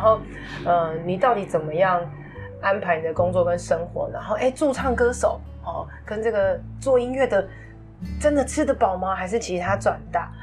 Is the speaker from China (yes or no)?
no; Taipei, Taiwan; 就我们是台北人哦